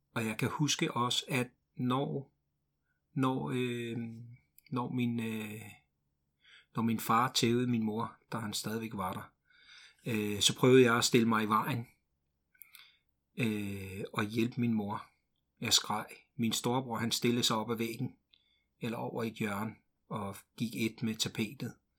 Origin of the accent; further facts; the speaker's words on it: Ringsted, Zealand, Denmark; also born or lived in Glumsø; Min mor flyttede til Ringsted, øh, og jeg kan huske, at, øh, vi kørte i sådan en lille flyttebil, øh, fra Glumsø